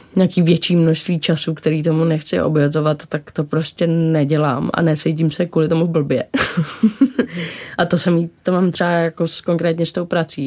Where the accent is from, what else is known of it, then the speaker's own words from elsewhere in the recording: Dobřichovice, Central Bohemian Region, Czechia; also born or lived in New York; Já jsem vyrůstala od tří v Dobřichovicích, což je kousek od Prahy